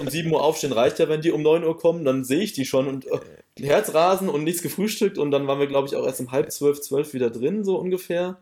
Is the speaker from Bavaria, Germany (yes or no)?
no; near Offenbach, Hesse, Germany; moved away as an adult; also born or lived in Gießen region; now in Westerwald, Germany; ich komme eher aus der Nähe von Offenbach gebürtig tatsächlich und bin dann auch fürs Studium ähm, in unsere Region gezogen, also Region Gießen